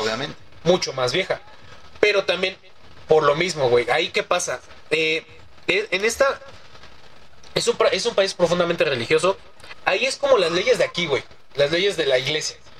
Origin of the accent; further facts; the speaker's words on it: Mexico City, Mexico; de la agrícola oriental